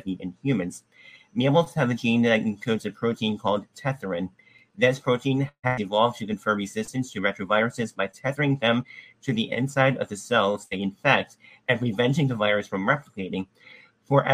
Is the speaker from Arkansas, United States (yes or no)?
yes; Arkansas, United States; my biological mother was born in Alabama and I was born in Arkansas